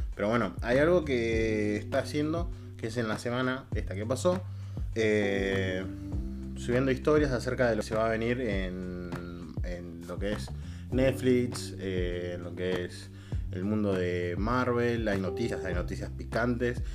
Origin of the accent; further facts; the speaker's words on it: Bera, Buenos Aires Province, Argentina; yo soy de zona sur, soy de Vera